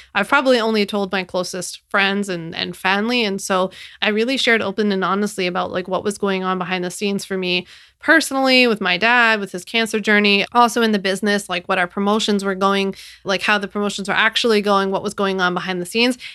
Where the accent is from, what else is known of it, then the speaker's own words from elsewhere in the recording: Philadelphia, Pennsylvania, United States; moved away as an adult; now in New York, United States; I was born and raised in Philadelphia, and I've never lived outside of Philly